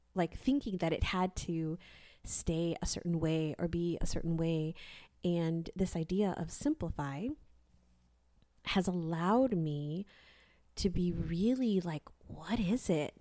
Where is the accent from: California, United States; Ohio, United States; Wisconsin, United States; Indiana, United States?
California, United States; now in Texas, United States; I grew up in California.